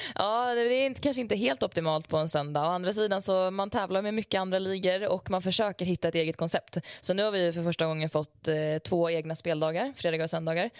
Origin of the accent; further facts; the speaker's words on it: Leksand, Dalarna County, Sweden; also born or lived in Tällberg; kommer jag ju från Leksand